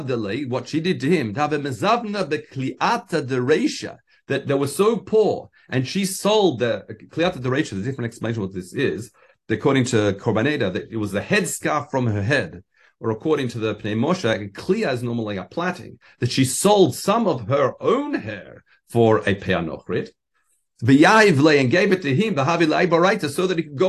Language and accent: English; Australia; being an Australian